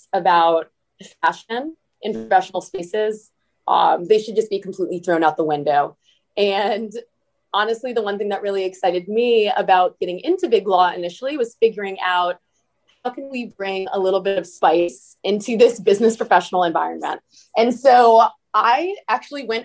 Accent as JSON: {"language": "English", "town": "Bloomfield Hills", "region": "Michigan", "country": "United States", "also_born_or_lived": "Washington, D.C. / Berkeley, California / New York", "moved": "as an adult", "said": "I'm originally from Bloomfield Hills, Michigan."}